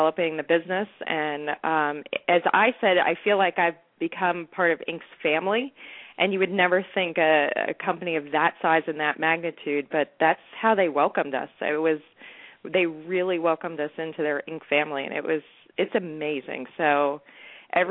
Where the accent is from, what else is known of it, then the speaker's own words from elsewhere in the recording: New Jersey, United States; I'm from New Jersey, and all my relatives are from New York